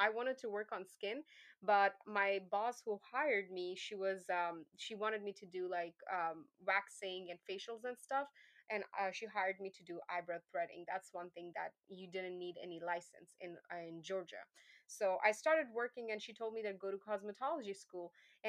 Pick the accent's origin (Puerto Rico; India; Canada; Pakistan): Pakistan; English is a second language; moved away; when I came from Pakistan, I had a certification. We don't have state boards there.